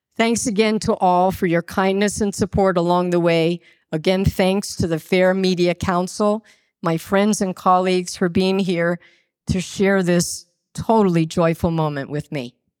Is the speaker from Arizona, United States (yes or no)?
no; Westbury, New York, United States; also born or lived in Roslyn, New York; I was born on Long Island in Roslyn and grew up in Westbury